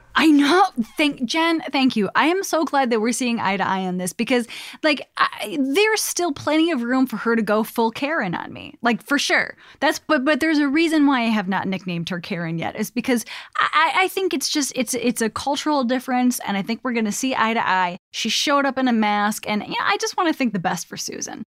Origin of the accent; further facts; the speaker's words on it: Chicago, Illinois, United States; moved away; I'm from Chicago